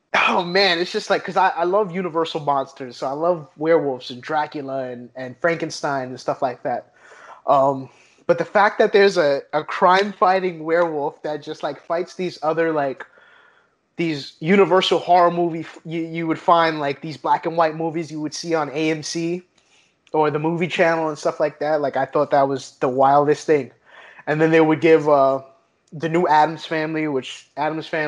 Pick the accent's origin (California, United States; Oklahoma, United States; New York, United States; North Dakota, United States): New York, United States; New York City; moved away; growing up in New York